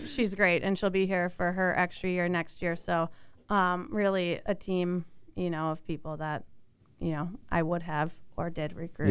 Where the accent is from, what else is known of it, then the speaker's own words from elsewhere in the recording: Chicago, Illinois, United States; I grew up in the Chicago area